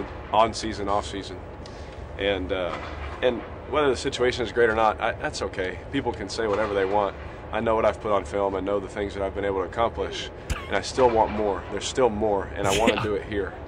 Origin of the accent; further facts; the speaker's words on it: Fresno, California, United States; I'm from Fresno, California. You know, born in Fresno.